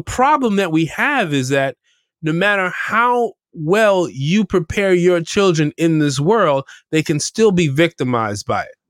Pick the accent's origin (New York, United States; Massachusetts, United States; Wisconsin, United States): New York, United States; New York City; We grew up in Camber Heights